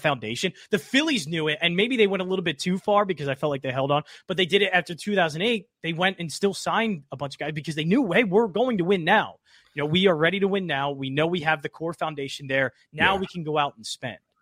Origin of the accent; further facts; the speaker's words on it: Springfield, Pennsylvania, United States; also born or lived in Oxford, Pennsylvania; I'm from Delco and Chester County